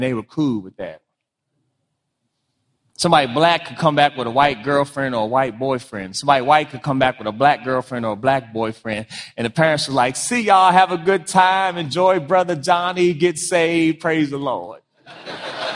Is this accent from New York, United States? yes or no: no; Washington, District of Columbia, United States; also born or lived in Prince George's County, Maryland; I grew up in Washington, D.C., grew up in Prince George's County, home of the largest black middle class.